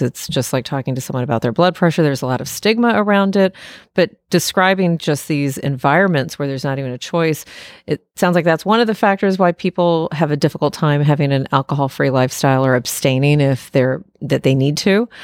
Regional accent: Texas, United States; moved away as an adult; also born or lived in West Coast; now in Washington, D.C., United States; I was born and raised in Texas, and then found my way initially to the West Coast for training to become an internist, and then landed myself into Washington, D C

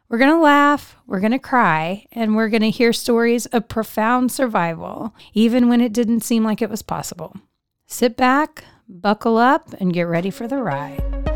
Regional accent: Central Texas, United States; I was born and raised in Central Texas

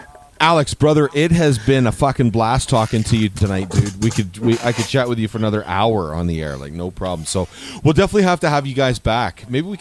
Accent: Stouffville, Ontario, Canada; So I'm from Stouffville. I'm a Stouffville boy.

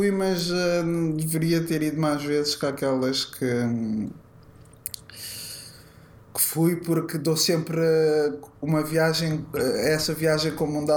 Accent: Lisbon, Portugal; also born or lived in Odivelas; Eu nasci em Alcântara.

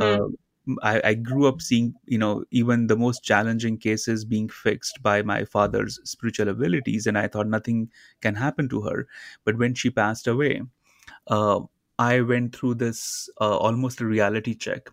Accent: India; I grew up in India uh, in a very small town near the Himalayan in the mountains, a very small community.

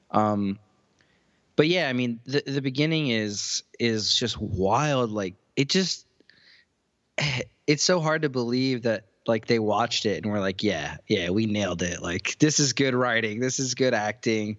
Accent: Cleveland, Ohio, United States; my sisters were into rap music when we grew up in Cleveland

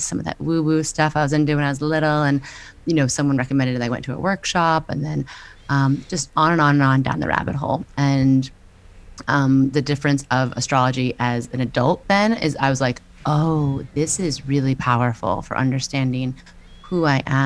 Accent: New York, United States; I'm a New Yorker

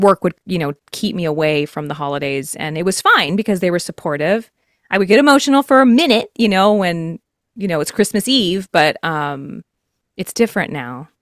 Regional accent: Texas, United States; I'm from Texas

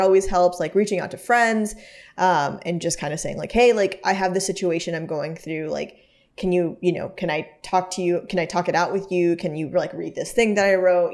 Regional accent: the South, United States; moved away; we are very, very friendly in the South

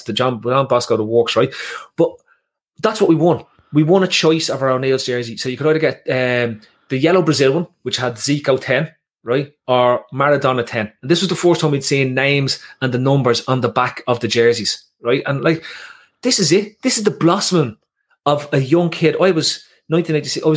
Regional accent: Ireland; I was Irish

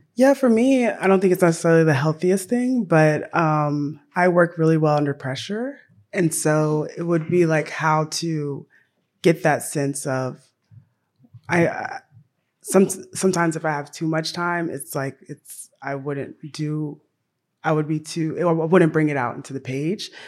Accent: Tennessee, United States; I grew up in Tennessee.

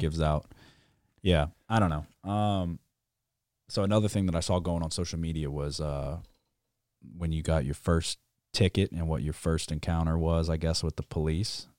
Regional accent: New Orleans, Louisiana, United States; I'm from New Orleans

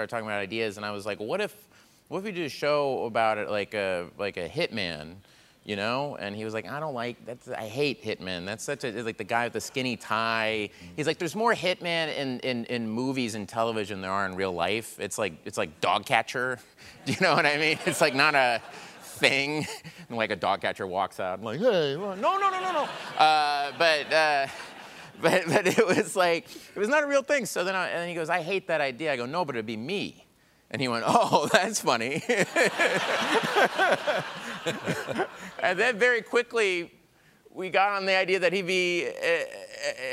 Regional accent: Tulsa, Oklahoma, United States; moved away; I'm from Tulsa, Oklahoma

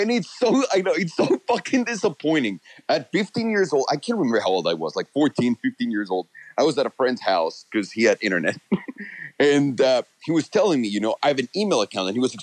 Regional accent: Mexico City, Mexico; moved away; I'm from Mexico. I'm from Mexico City.

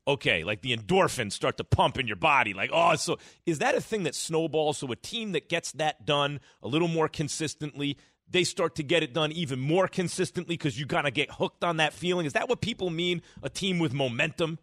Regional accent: New York, United States; growing up in New York

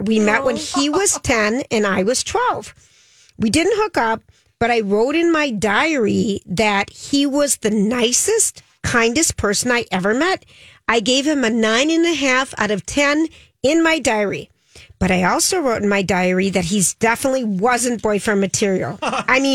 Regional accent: Minnesota, United States; We're from Minnesota

